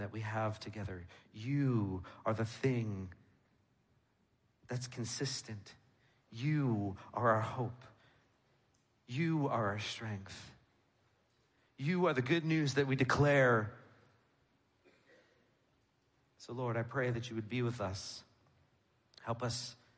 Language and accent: English; New York, United States; moved away; I'm from New York